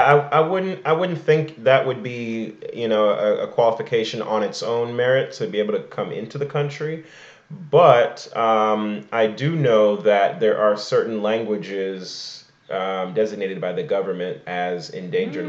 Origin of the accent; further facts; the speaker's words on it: Igbo Nigerian, Igboland, Nigeria; I am Igbo Nigerian, Igbo Kwenu.